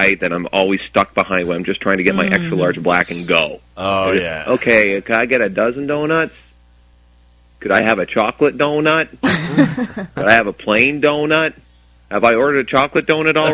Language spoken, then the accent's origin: English; Gananoque, Ontario, Canada; I'm from Gananoque